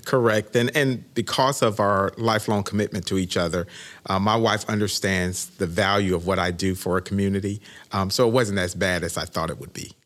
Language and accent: English; Winter Haven, Florida, United States; also born or lived in Daytona Beach; this was my hometown. I was born and raised in Winterhaven